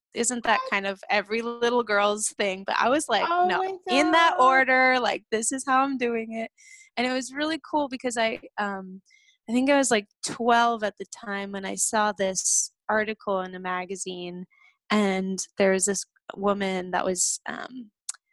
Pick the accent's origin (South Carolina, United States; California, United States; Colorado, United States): California, United States; South Lake Tahoe; I grew up in South Lake Tahoe, California